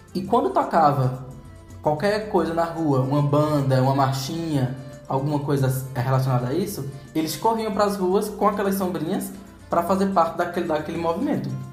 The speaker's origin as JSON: {"language": "Portuguese", "country": "Brazil", "said": "a gente como brasileiro"}